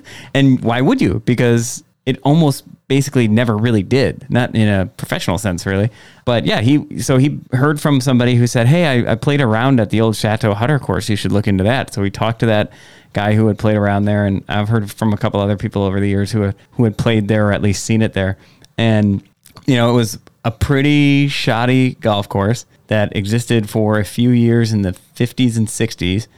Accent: Egg Harbor, Wisconsin, United States; growing up in Egg Harbor, there were two video stores in Door County.

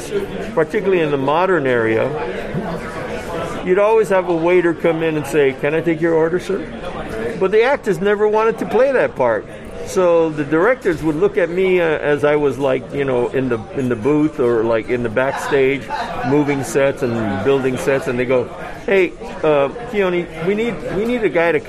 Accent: Hawaii, United States; I was born in Hawaii

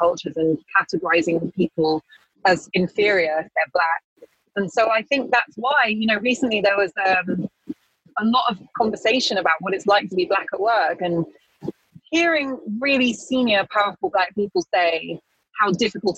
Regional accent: United Kingdom; When I was growing up in Britain as a mixed race girl, black girl of Ghanaian heritage

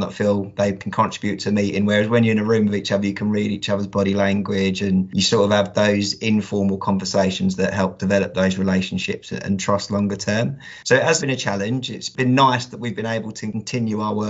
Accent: Kent, South East England, United Kingdom; moved away as an adult; now in Yorkshire, United Kingdom; I'm not a native Yorkshireman. I'm actually from Kent, but I moved to Yorkshire about 3 years ago

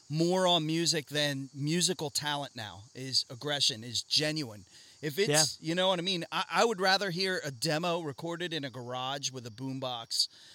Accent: Doylestown, Pennsylvania, United States; also born or lived in Lansdale, Pennsylvania; I grew up in Doylestown and Lansdale.

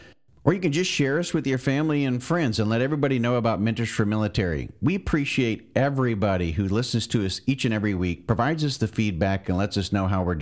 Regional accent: Florida panhandle, United States; Well, I grew up in the panhandle of Florida

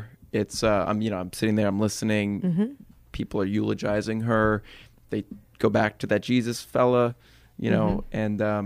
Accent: New York City, New York, United States; I'm from New York. I'm fourth generation New Yorker

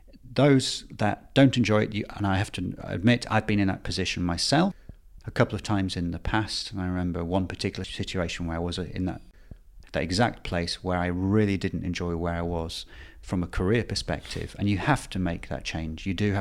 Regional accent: Bradford, Yorkshire and the Humber, United Kingdom; born there; I was born in Bradford, indeed.

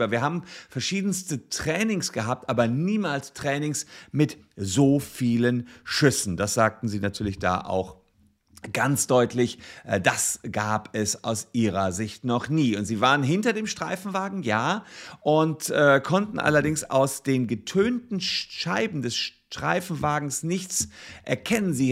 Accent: Gevelsberg, North Rhine-Westphalia, Germany; zwei Polizistinnen aus meiner Heimatstadt Gefelsberg äh, ihre Kollegen im Stich gelassen haben.

